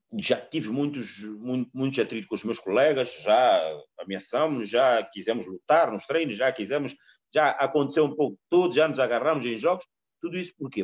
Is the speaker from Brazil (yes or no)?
no; Mozambique; moved away; also born or lived in Coimbra, Portugal; eu saí da minha casa em Moçambique, nós nem televisão tínhamos